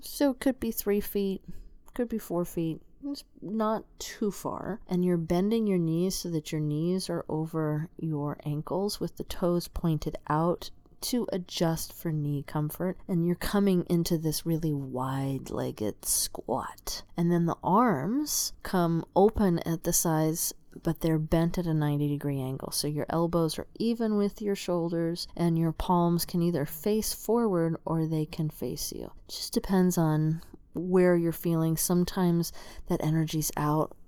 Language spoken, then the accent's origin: English; Tucson, Arizona, United States; I'm from the Southwest. I'm from Tucson, Arizona